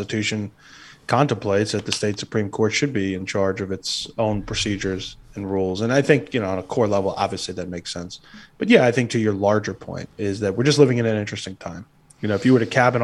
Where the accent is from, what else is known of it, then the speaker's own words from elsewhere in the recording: New York, United States; now in Florida, United States; I grew up in New York